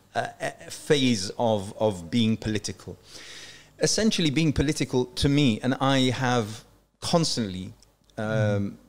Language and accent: English; Yorkshire and the Humber, United Kingdom; also born or lived in Iraq; now in London, United Kingdom; I would think of myself as a as a Yorkshire lad